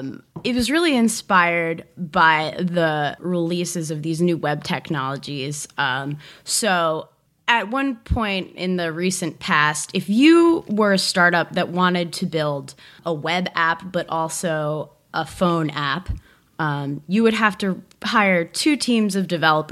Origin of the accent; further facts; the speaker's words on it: New Jersey, United States; moved away as an adult; also born or lived in New York; now in Los Angeles, United States; I'm from New Jersey.